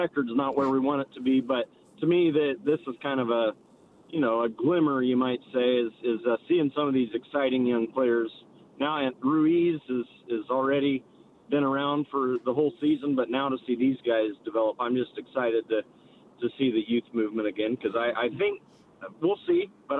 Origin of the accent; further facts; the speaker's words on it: Modesto, California, United States; now in San Leandro, United States; I'm from Modesto